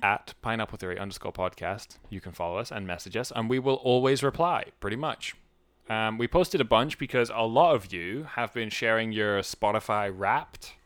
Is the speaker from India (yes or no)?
no; United Kingdom; I'm British.